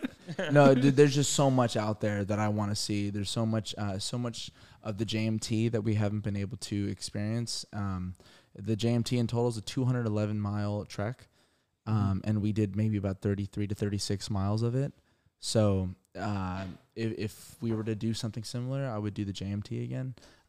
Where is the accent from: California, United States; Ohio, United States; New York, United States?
California, United States; Irvine; Yeah, we're from Irvine.